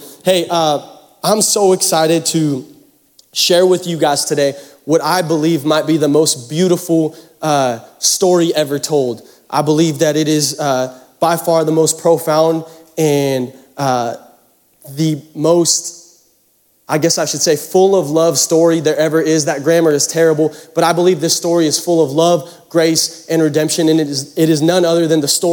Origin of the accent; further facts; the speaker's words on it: Seattle, Washington, United States; now in Texas, United States; I'm from Seattle. I'm from the Pacific Northwest